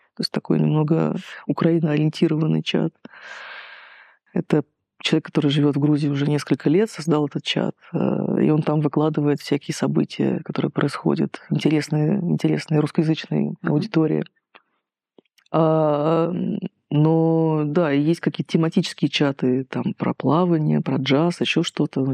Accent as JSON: {"language": "Russian", "country": "Russia", "moved": "yes", "lives_now": "Georgia"}